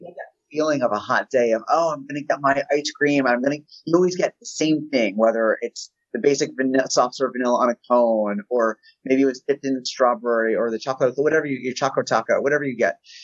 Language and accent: English; New Jersey, United States; now in Philadelphia, United States; I grew up in North Jersey